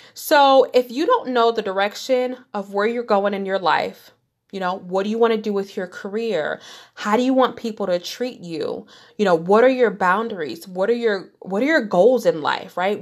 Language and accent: English; Detroit, Michigan, United States; moved away as an adult; I grew up in Detroit, Michigan, born and raised, went to grade school there.